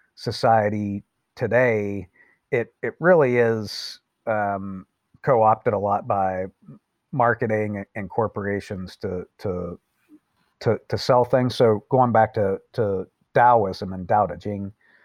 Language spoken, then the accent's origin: English; Appalachia, United States; I'm from Appalachia. And, you know, I'm an American and I'm from the United States